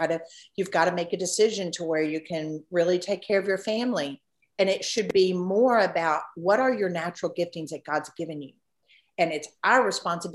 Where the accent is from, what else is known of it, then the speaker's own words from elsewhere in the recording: Memphis, Tennessee, United States; I grew up here in Memphis.